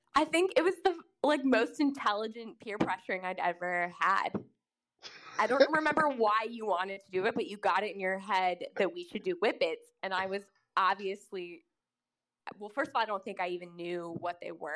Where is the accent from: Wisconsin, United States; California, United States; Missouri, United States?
Missouri, United States; Kansas City; Kansas City is a city that is both in Missouri and Kansas, and I specifically am from the Missouri side